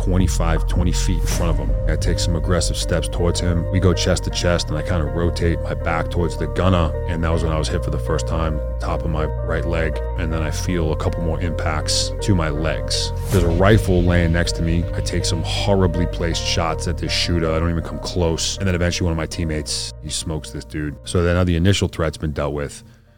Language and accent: English; Boston, Massachusetts, United States; accent: Boston; The most Boston thing about me? I guess I'd say probably just the way I talk.